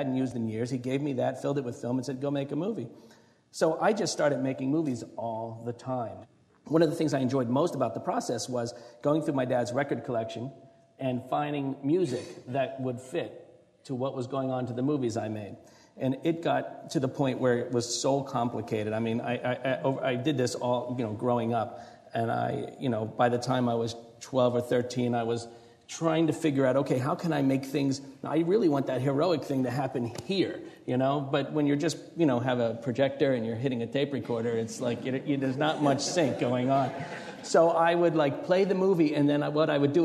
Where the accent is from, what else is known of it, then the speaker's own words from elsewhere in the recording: New Jersey, United States; moved away; I grew up in New Jersey